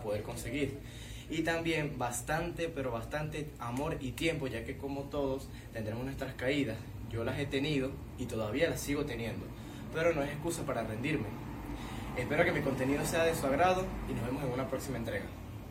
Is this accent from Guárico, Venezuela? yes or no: no; Falcón, Venezuela; soy del estado Falcón